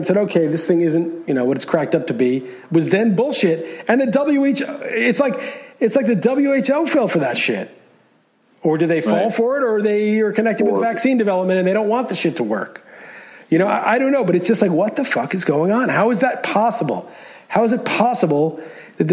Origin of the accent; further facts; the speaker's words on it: New York City, New York, United States; moved away as an adult; also born or lived in California; I grew up in New York. You know, I was a New York City resident.